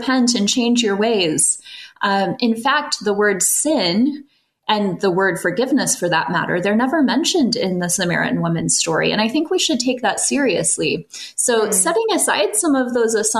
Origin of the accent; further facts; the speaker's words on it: central Illinois, United States; now in California, United States; I grew up actually in Illinois. My dad's a farmer in central Illinois. I grew up among the fields of corn and soybeans, but eventually landed here in California